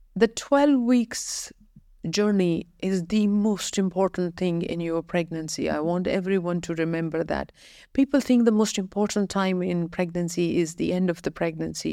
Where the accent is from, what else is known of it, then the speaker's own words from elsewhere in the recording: Ireland; moved away as an adult; also born or lived in United Kingdom; now in United Arab Emirates; I had only worked in United Kingdom and Ireland, uh, my home country.